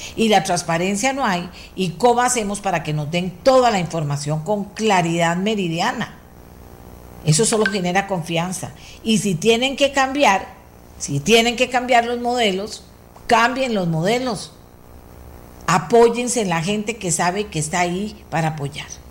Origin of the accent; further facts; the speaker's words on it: Costa Rica; nosotros somos ticos también